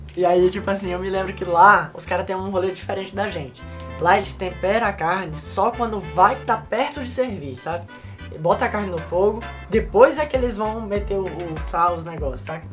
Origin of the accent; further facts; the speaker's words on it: Piauí, Brazil; now in Palmas, Brazil; Eu sou piauiense